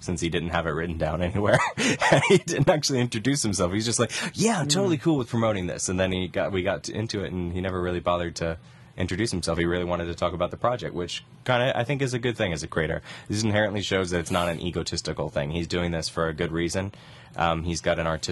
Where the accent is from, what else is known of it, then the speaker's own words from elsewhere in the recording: Indiana, United States; I'm a Hoosier